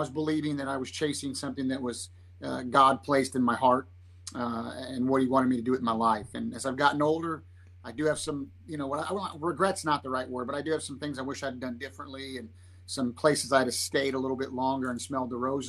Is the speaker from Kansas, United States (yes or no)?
yes; Olathe, Kansas, United States; moved away as an adult; now in Dallas-Fort Worth, United States; born and raised in Kansas City, settled in a suburb of Kansas City called Olathe, Kansas. And that's kind of where I cut my teeth, you know, grew up elementary school, junior high, high school, and even college